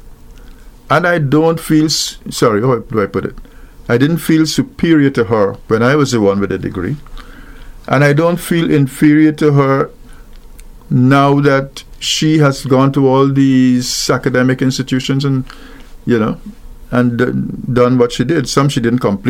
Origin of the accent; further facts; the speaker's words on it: Wales, Demerara-Mahaica, Guyana; I was born in Wales, West Bank Demerara, in Guyana